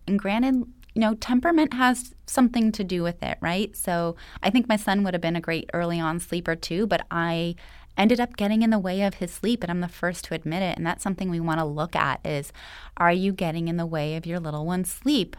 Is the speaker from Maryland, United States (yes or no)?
no; Los Angeles, California, United States; I was actually born and raised right here in Los Angeles.